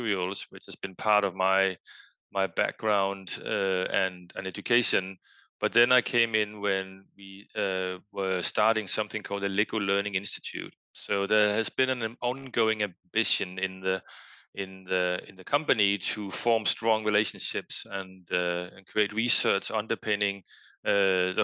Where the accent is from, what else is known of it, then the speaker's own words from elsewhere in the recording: Denmark; English is a second language; moved away as an adult; now in Boston, United States; as one might hear from my accent, I am from Denmark. I grew up in Denmark, but lived various places around the world